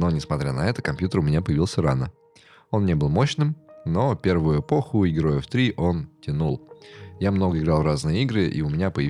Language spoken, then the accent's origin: Russian; Ukraine; moved away as an adult; now in Russia; Потом 13-14 годы, и я переехал в РФ. Да, я из Украины.